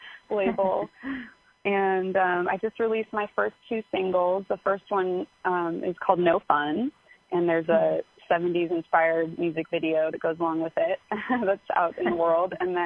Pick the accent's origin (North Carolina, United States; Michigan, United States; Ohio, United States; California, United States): California, United States; Los Angeles; I'm from Los Angeles, and I've been recording my first batch of songs in East Nashville